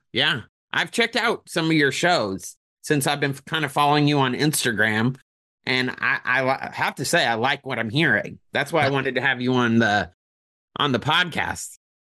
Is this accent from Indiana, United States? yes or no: yes; Indianapolis, Indiana, United States; now in Orlando, United States; I'm from Indianapolis originally